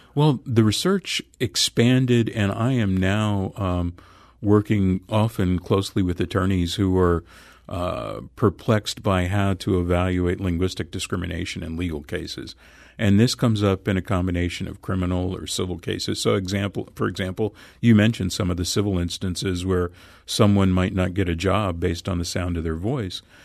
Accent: Los Angeles, California, United States; I grew up in Los Angeles

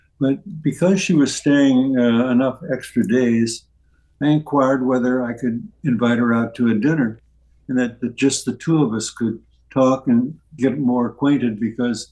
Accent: St. Charles, Missouri, United States; moved away; my birthplace and where I grew up was St. Charles, Missouri, which is across the river

